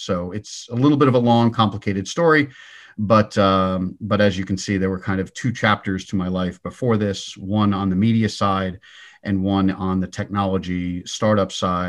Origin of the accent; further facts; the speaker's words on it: Huntington, New York, United States; So I grew up on Long Island. I hope I dropped the accent sufficiently. But I grew up in Huntington, Long Island, go Blue Devils